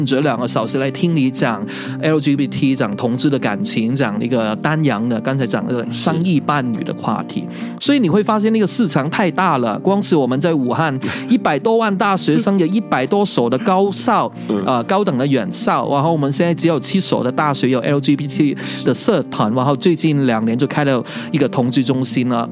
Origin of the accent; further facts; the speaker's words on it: Hong Kong; 我是来自香港，嗯，我曾经创办了两个组织，一个香港彩虹，一个叫彩虹中国